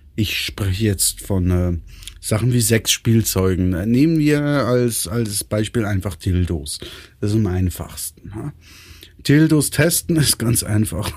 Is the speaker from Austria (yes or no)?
no; Switzerland; Bei uns in der Schweiz